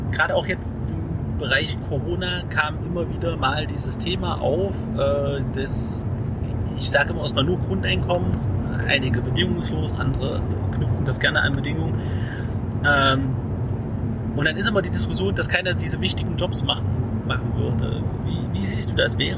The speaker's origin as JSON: {"language": "German", "country": "Germany", "said": "aber so im, Ganzen gucken wir als Deutsche schon sehr genau, was kostet mein Essen"}